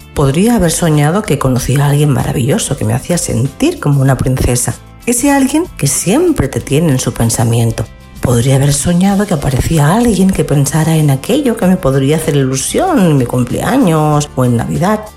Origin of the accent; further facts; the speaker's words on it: Spain; como ciudadana española